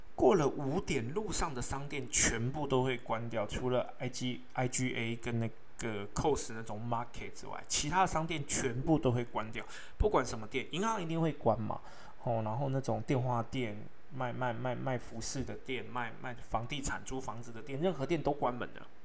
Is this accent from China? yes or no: no; Taipei, Taiwan; moved away as an adult; also born or lived in Yilan / Brisbane; 我是在台北土生土长的小孩，但是我在伊朗读的五专，我们学校叫复兴文专